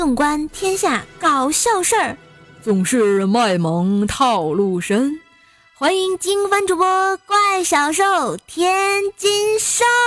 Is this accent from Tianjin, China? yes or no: yes; Tianjin, China; 我们天津人啊，一般过年想就是什么做卫生啊、打扫厨，还有准备年夜饭之类的东西，做豆包儿、包馒头、贴吊钱儿、吃饺子、放鞭炮等等吧